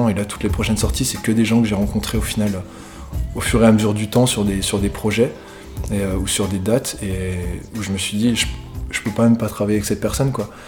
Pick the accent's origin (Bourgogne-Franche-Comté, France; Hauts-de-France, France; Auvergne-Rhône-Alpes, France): Auvergne-Rhône-Alpes, France; Lyon; voilà, je viens de Lyon, ça fait pas mal de temps que ça fait pas mal de temps que j'évolue dans la musique